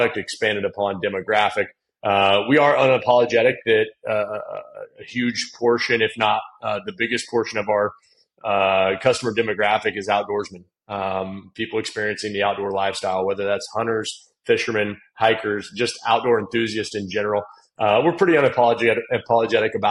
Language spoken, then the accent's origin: English; Indiana, United States; growing up in Indiana, was always an athlete